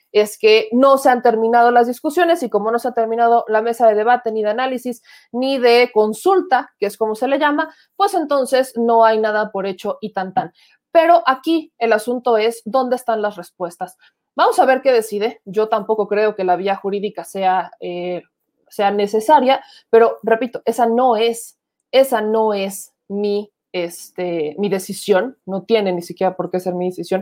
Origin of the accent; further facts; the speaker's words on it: Puebla, Mexico; A veces dicen que parezco del norte, no, soy poblana